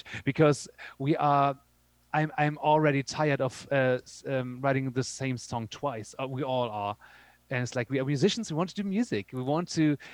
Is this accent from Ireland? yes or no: no; Germany; also born or lived in Berlin; we're from Germany